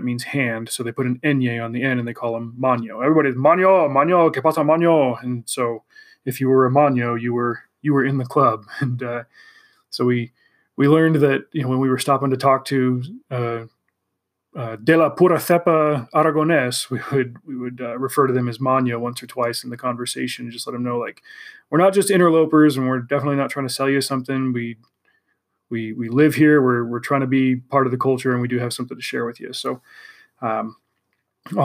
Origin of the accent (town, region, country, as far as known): California, United States; also born or lived in Spain